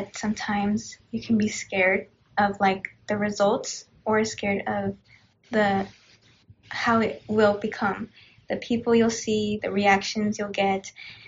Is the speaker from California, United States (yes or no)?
yes; Bloomington, California, United States; we're from Bloomington